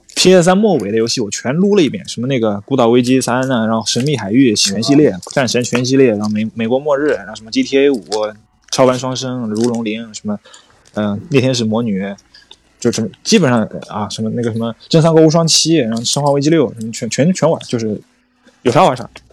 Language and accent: Chinese; Zhejiang, China; moved away as an adult; also born or lived in Xinjiang; 我是浙江人，去新疆读大学